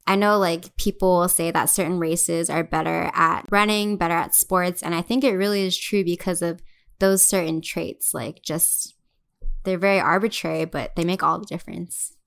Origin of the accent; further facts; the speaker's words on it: Hawaii, United States; moved away as an adult; now in Los Angeles, United States; since we're from Hawaii